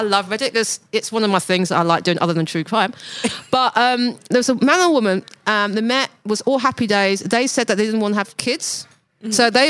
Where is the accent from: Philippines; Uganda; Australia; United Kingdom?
United Kingdom; I'm British.